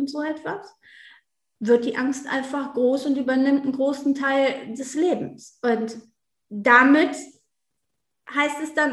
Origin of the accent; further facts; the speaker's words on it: North Rhine-Westphalia, Germany; Ich komme auf jeden Fall aus der Nähe von Düsseldorf